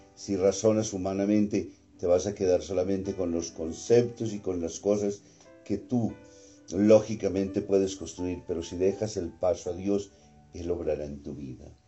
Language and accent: Spanish; Colombia; nosotros como colombianos